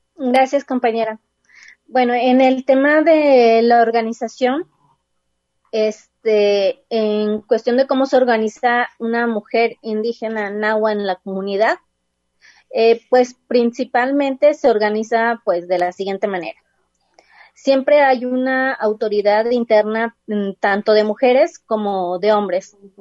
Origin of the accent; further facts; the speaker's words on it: Huejutla, Hidalgo, Mexico; moved away as an adult; now in Guadalajara, Mexico; la comunidad de, mm, de donde soy, de Huejutla